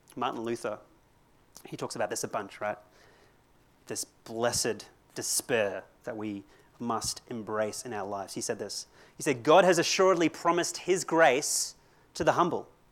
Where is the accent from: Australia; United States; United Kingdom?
Australia; Brisbane, Queensland; also born or lived in Christchurch, New Zealand; I come from Brisbane